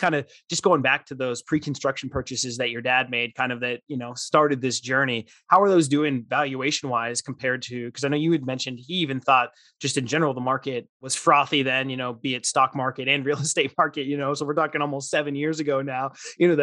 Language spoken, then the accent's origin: English; Southern Arizona, United States; I grew up in Southern Arizona